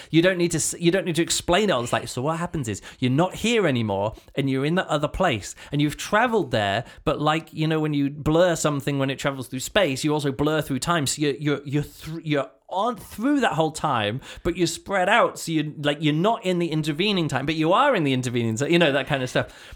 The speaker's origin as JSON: {"language": "English", "country": "United Kingdom", "tie": "born or raised there", "said": "as a British, uh, kid, this is what I grew up, this is the kind of poetry I grew up"}